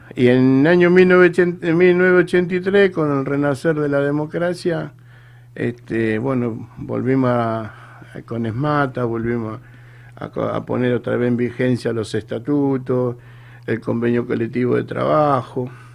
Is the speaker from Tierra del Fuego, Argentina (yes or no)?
no; Tigre, Buenos Aires Province, Argentina; also born or lived in Salta; Yo soy oriundo acá de Tigre, Carupa Vieja y Peligro